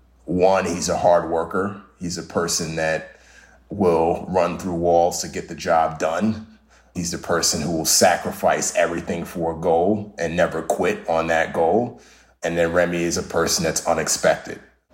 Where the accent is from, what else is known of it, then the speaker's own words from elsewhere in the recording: Nigeria; born there; Yeah, so I was born in Western Africa, specifically Nigeria.